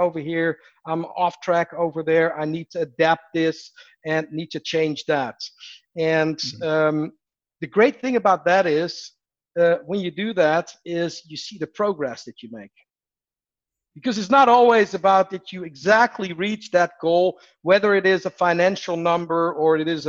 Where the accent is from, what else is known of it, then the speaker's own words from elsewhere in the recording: Netherlands; moved away; I'm from the Netherlands originally